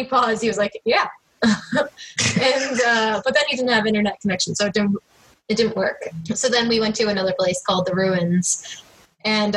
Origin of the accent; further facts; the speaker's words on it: Harleysville, Pennsylvania, United States; I grew up in Harleysville, which is about 45 minutes away from ELM